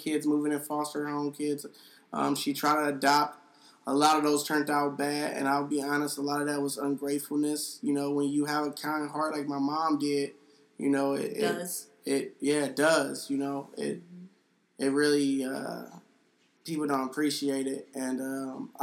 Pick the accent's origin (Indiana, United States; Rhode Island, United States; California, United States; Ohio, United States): Ohio, United States; Cleveland; growing up in Cleveland